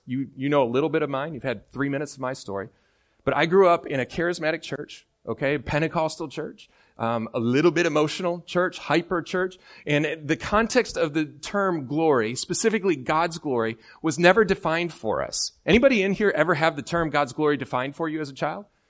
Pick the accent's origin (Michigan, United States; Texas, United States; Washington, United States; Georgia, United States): Michigan, United States; Midland; moved away; I'm from Midland, Michigan